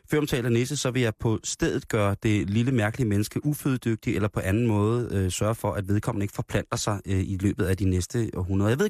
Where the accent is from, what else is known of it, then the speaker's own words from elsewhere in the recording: Copenhagen, Capital Region of Denmark, Denmark; jeg er inkarneret københavner.